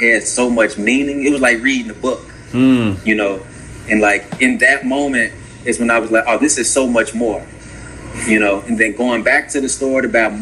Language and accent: English; Markham, Illinois, United States; also born or lived in Roseland, Chicago / Alabama; now in Chicago, United States; I'm from the South Suburbs, Markham, Harvey area.